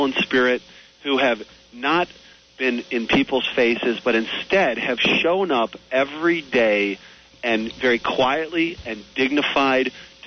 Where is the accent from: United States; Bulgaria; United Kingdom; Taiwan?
United States; as an American